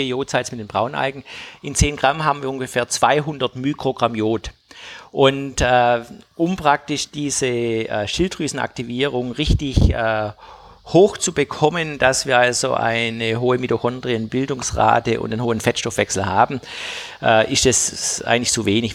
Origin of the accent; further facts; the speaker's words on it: Tübingen, Baden-Württemberg, Germany; ich komme ja aus Tübingen